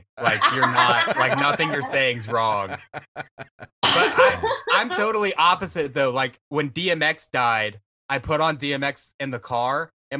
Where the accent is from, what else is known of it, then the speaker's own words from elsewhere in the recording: the South, United States; I'm from the South. I'm like literally surrounded by trees right now. There's a meth lab down the road.